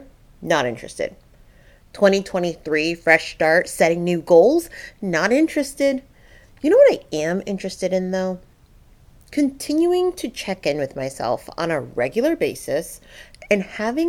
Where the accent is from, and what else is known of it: Middletown, United States; born or raised there